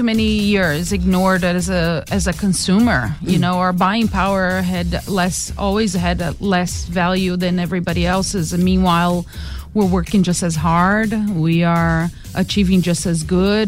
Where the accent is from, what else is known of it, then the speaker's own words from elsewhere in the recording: Brazil; moved away as an adult; also born or lived in New York City, United States / Cape Town, South Africa; I moved from Brazil to New York.